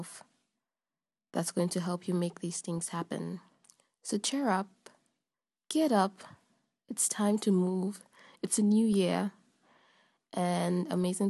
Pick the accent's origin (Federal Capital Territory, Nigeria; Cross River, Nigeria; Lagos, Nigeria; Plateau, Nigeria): Lagos, Nigeria; now in Paris, France; I'm from Nigeria, Lagos, Nigeria